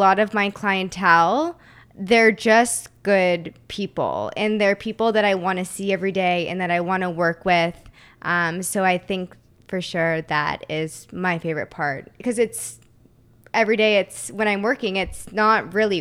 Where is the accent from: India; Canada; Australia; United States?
Canada; Waterloo, Ontario; moved away as an adult; also born or lived in St. Catharines, Canada; now in Toronto, Canada; I grew up in Waterloo